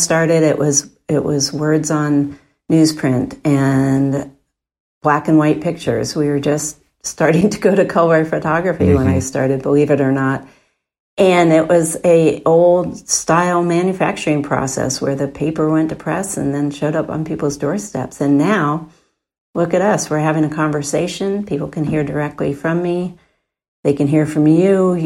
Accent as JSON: {"language": "English", "town": "Portland", "region": "Oregon", "country": "United States", "tie": "born or raised there", "said": "I grew up in Northwest Portland and a family of five, and we got the Oregonian every day."}